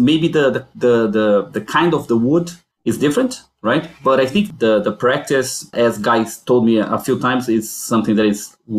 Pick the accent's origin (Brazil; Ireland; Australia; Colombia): Brazil; moved away as an adult; now in Newfoundland, Canada; I'm originally from Brazil, and I came to Newfoundland to study, to do my master's there, and I'm doing the PhD.